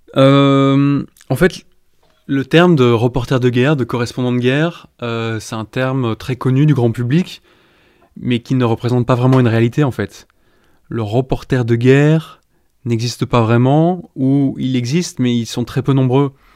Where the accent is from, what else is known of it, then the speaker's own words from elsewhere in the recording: Brussels, Brussels-Capital Region, Belgium; moved away as an adult; also born or lived in Iraq / West Bank / London; j'ai décidé de m'installer à Bruxelles, ma ville natale